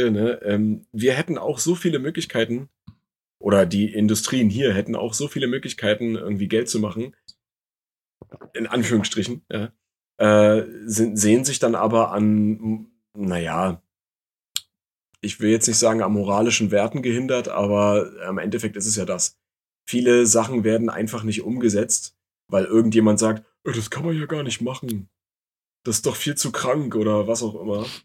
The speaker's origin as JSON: {"language": "German", "region": "East Germany", "country": "Germany", "tie": "born or raised there", "said": "im Osten tatsächlich groß geworden."}